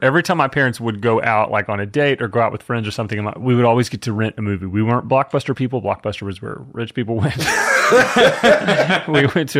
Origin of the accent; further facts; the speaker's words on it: Dallas, Texas, United States; I grew up in Dallas, Fort Worth.